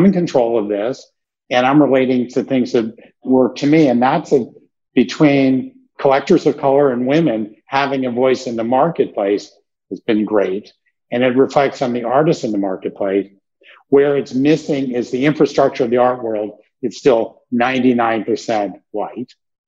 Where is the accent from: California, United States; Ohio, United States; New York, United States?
New York, United States; Brooklyn; You know, I love art. I grew up in Brooklyn, that I could make that.